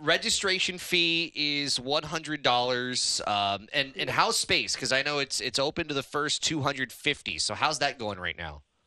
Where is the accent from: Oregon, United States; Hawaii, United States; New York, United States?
Hawaii, United States; Hilo; I was born in Hilo